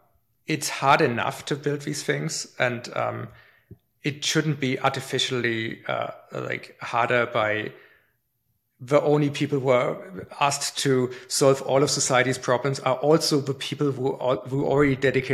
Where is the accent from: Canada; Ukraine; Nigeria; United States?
Canada; But like if Germany plays Canada in hockey, I'm Canadian, right?